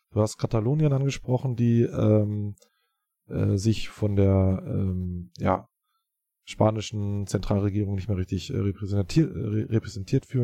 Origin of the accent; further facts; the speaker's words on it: Berlin, Germany; Wir sind Berliner, ja, wir fühlen uns äh, als Berliner, das können wir auch weiterhin bleiben